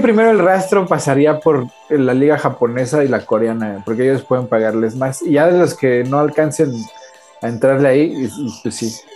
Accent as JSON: {"language": "Spanish", "country": "Mexico", "said": "yo como mexicano"}